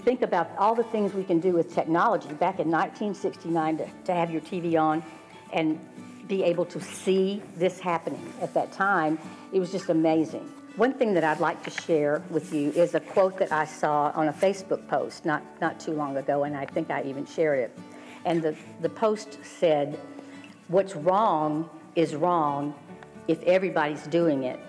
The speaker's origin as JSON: {"language": "English", "region": "the South", "country": "United States", "tie": "born or raised there", "said": "growing up in the South"}